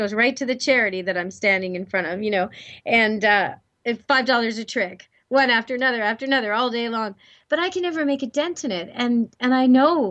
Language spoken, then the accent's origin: English; Canada